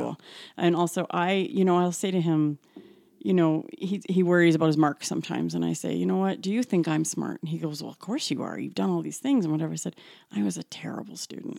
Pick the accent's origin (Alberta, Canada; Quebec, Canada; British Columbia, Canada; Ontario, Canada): Alberta, Canada; Calgary; I was born and raised in Calgary